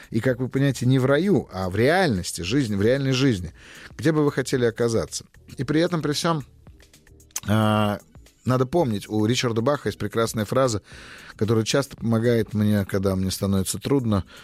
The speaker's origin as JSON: {"language": "Russian", "region": "Saint Petersburg", "country": "Russia", "said": "Здравствуйте, Я из Санкт-Петербурга."}